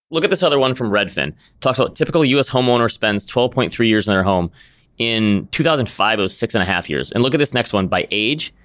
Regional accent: Midwest, United States; being a Midwesterner

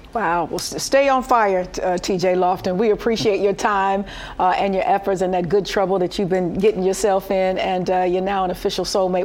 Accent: Detroit, Michigan, United States; I'm from the West Side, and you know everybody's familiar with the the, the mile roads here

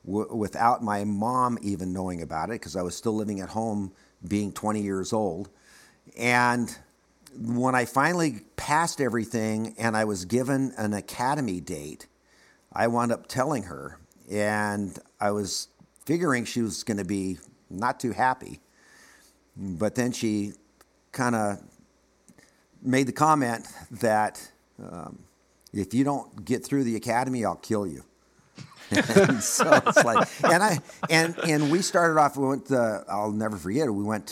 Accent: Los Angeles, California, United States; in the area where I grew up. I was born and raised in the Valley. And keep in mind, when I say the Valley, we're talking about a sub that's part of Los Angeles, but it's a suburb of Los Angeles.

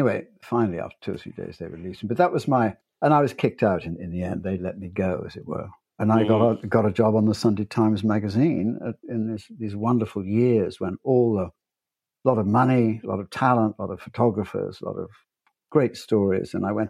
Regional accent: United States; moved away; I was born in America.

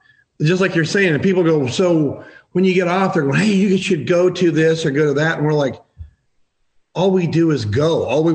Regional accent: Colorado, United States; moved away; I'm from Colorado

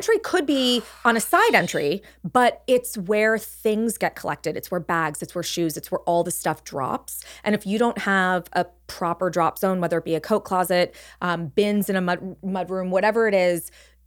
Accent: Los Angeles, California, United States; I grew up in Los Angeles, like the home I grew up in, it was built in the 1920s.

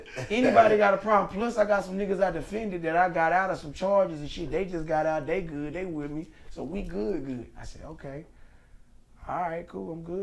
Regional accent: Memphis, Tennessee, United States; Fuck the 76ers, nigga. I'm from Memphis.

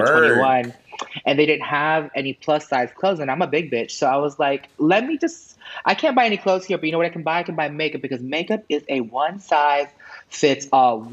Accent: New York City, New York, United States; moved away as an adult; also born or lived in Manhattan / Orlando; now in Los Angeles, United States; I was born in in Manhattan, and then I grew up in Queens

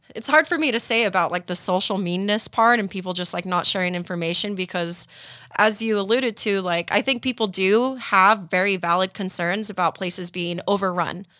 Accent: Tooele, Utah, United States; I grew up in Tuella, so romping around the Ocher Mountains

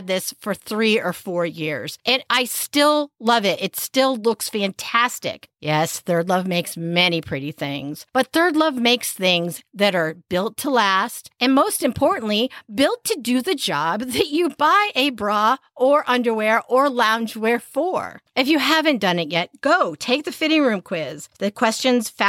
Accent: Manchester, Connecticut, United States; the one I grew up with in Manchester, Connecticut

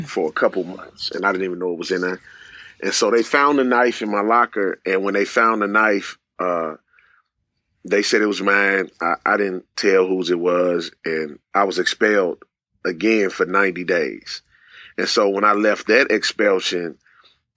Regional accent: St. Louis, Missouri, United States; also born or lived in Greenwood, Mississippi; I grew up in the inner city of St. Louis in a single-parent home

